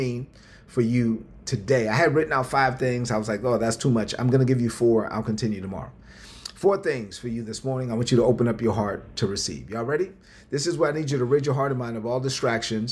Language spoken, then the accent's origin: English; New York City, New York, United States; growing up in Brooklyn on welfare, on food stamps